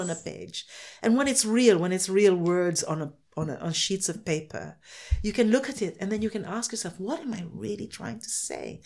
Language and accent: English; Philippines; I'm from the Philippines, I can only write Filipino characters